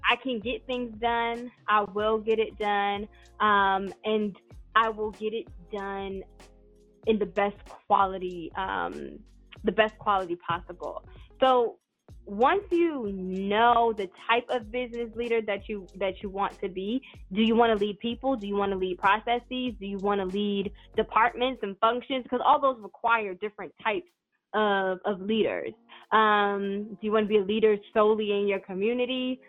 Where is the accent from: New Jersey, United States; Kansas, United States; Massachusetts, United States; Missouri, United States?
New Jersey, United States; Paterson; accent: New Jersey; I'm originally from Paterson, New Jersey